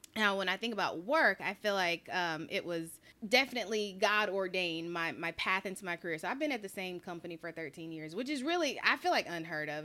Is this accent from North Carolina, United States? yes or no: yes; Charlotte, North Carolina, United States; moved away; I'm from Charlotte, North Carolina